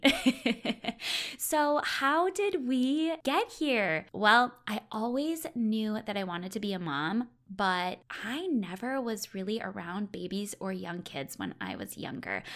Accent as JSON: {"language": "English", "region": "Wisconsin", "country": "United States", "said": "I'm originally from Wisconsin"}